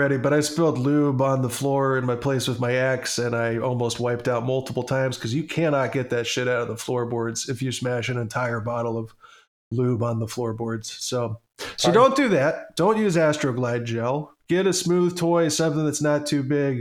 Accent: southern Ohio, United States; We're all from Ohio here, but we're from the south part of it.

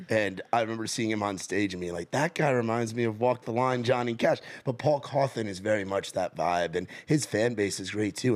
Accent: Rockland County, New York, United States; grew up in Rockland County, so where the Tappan Zee Bridge is

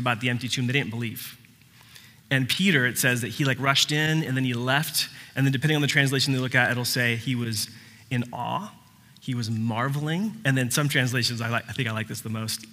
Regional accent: Puerto Rico; I was born in Puerto Rico.

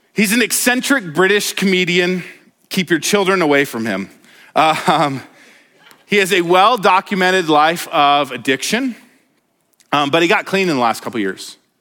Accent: Denver, Colorado, United States; now in Montana, United States; I, I grew up in Denver

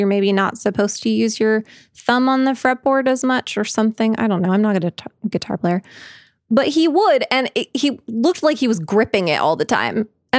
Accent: Scotland, United Kingdom; also I'm Scottish, and so I'm ashamed in two ways.

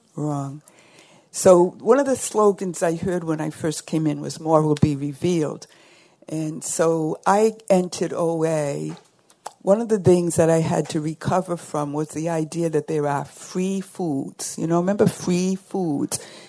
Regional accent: South Shore of Boston, Massachusetts, United States; I'm from the South Shore of Boston, Boston also known as Red Sox Nation.

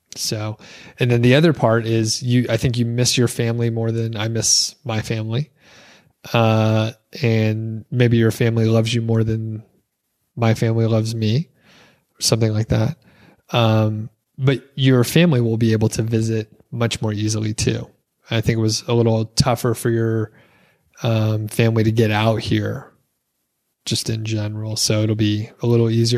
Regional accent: the South, Southeast US, United States; moved away as an adult; also born or lived in Atlanta area; now in Bozeman, United States; we're, we're from the South, right? Southeast U S

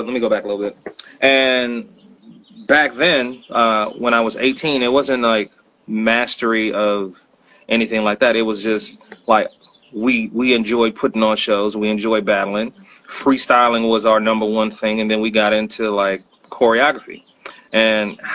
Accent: Bay Area, California, United States; moved away; I'm from the Bay Area

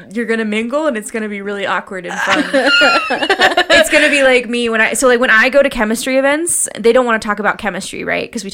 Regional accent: Crossville, Tennessee, United States; now in Lubbock, United States; I'm from, it's a small town called Crossville

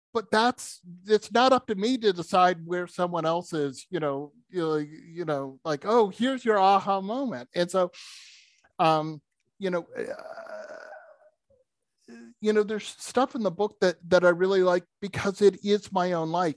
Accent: New England, United States; I grew up in New England

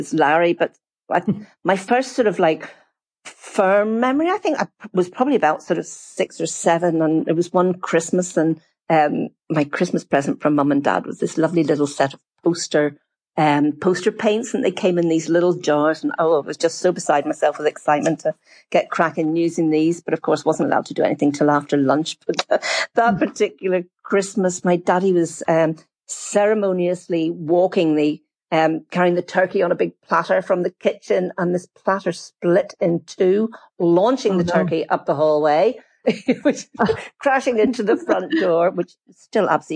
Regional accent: Bangor, Northern Ireland, United Kingdom; also born or lived in Cheshire, England; I was born in Cheshire over in England, but my family moved to Northern Ireland when I was only 2 years old

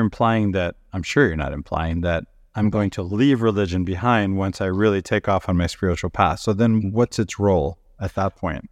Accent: Venezuela; moved away; I grew up in South America and Venezuela

